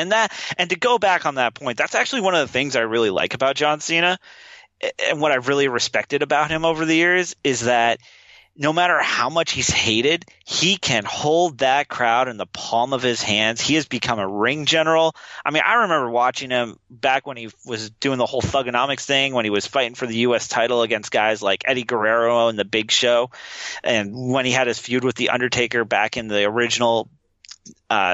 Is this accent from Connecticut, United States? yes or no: no; Alaska, United States; now in Los Angeles, United States; I was born and raised in Alaska, where you got to do stuff outside.